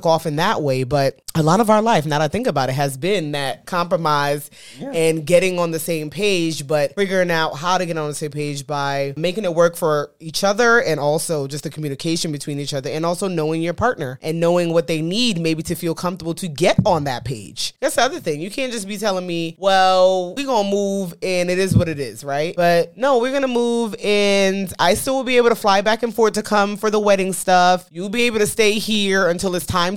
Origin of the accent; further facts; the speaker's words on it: New York, United States; moved away as an adult; now in Dallas, United States; We're from New York